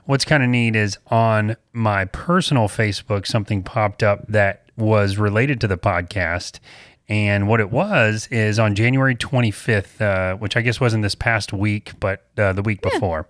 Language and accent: English; the South, United States; we're from the South